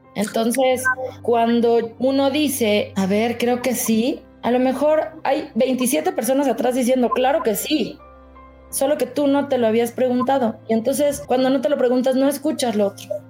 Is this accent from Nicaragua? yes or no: no; Mexico; como mexicanos además, nos gusta ser cumplidos